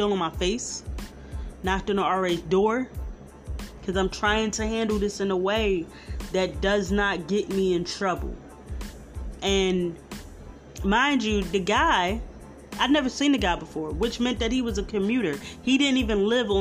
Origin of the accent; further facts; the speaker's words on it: Philadelphia, Pennsylvania, United States; I'm from Philly.